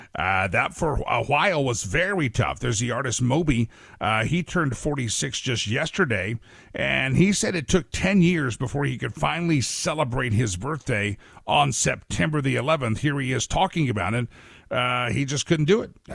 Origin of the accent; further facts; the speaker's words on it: New York, United States; I was born in New York and I lived about, I guess, a mile and a half away from the former Twin Towers